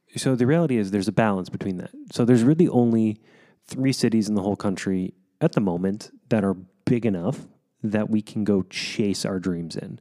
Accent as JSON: {"language": "English", "town": "Wichita", "region": "Kansas", "country": "United States", "tie": "born or raised there", "moved": "yes", "said": "which made Wichita my hometown"}